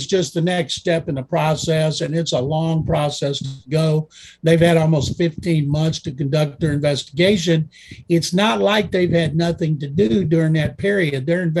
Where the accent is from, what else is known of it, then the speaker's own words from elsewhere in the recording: Waco, Texas, United States; It is Saturday night at Texas Sports Hall of Fame in Waco. I'm proud to say that's my hometown.